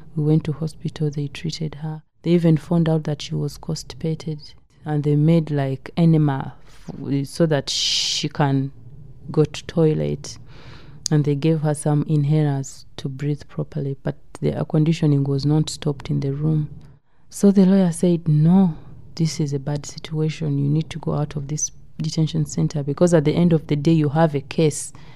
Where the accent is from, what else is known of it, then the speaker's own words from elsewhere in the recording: Uganda; moved away as an adult; now in United Kingdom; I came with an agent from Uganda to Gatwick Airport